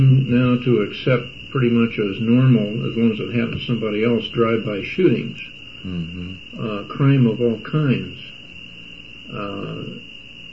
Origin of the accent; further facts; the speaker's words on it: San Francisco, California, United States; having been brought up and born and raised in San Francisco